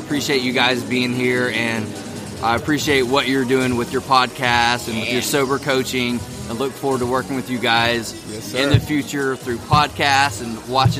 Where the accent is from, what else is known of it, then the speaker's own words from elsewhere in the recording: Tennessee, United States; Well, I'm from Tennessee.